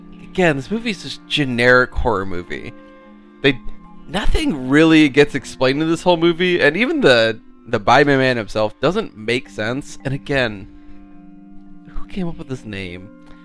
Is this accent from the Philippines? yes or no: no; Phoenix, Arizona, United States; we're from Phoenix